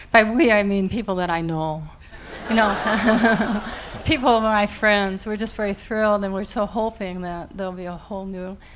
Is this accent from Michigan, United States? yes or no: no; Princeton, New Jersey, United States; I'm from Princeton, which is a very liberal community.